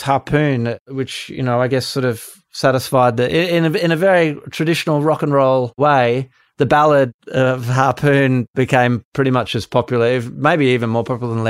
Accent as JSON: {"language": "English", "country": "Australia", "said": "I think that's just a characteristic of being Australian, being in a relatively small country, and kind of Australian attitude towards things."}